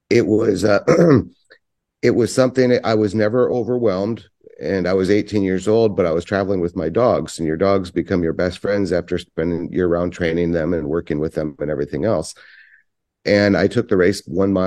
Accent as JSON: {"language": "English", "town": "Nome", "region": "Alaska", "country": "United States", "tie": "born or raised there", "said": "I was born and raised in Nome at the end of Iditarod."}